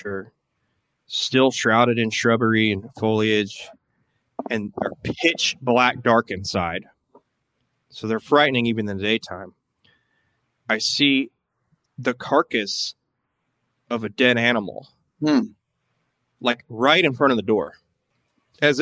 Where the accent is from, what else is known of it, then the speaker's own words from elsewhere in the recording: Tennessee, United States; where I grew up in Tennessee